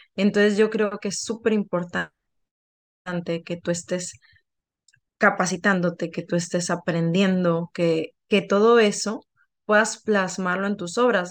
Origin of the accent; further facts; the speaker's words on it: Sinaloa, Mexico; moved away; en Sinaloa, de donde yo vengo